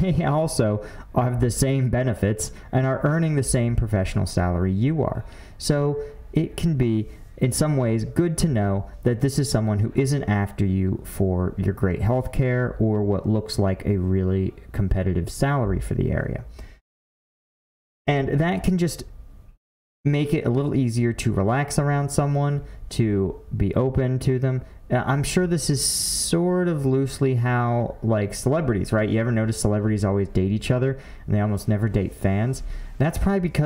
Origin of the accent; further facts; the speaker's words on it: Philadelphia, Pennsylvania, United States; I'm from Philly.